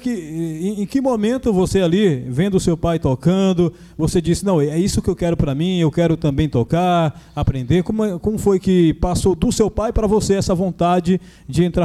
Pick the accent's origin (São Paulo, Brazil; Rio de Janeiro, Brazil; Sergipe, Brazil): Sergipe, Brazil; Lagarto; aí a galera que nos acompanha em Sergipe. Eu sou de Lagarto, Sergipe.